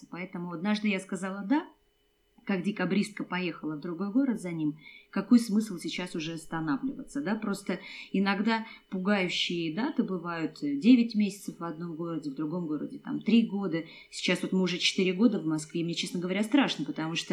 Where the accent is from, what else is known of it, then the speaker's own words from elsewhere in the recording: Kazakhstan; Хоть мы и кочевники, я из Казахстана, я родилась в Казахстане, и нам нравится переезжать